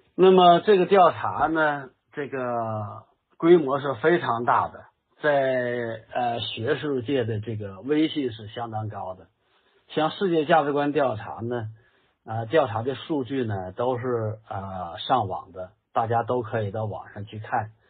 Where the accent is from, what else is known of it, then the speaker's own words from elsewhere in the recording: China; 我们中国人